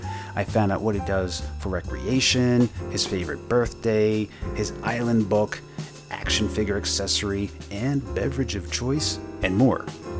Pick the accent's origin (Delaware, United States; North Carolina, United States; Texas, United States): Delaware, United States; I grew up in Delaware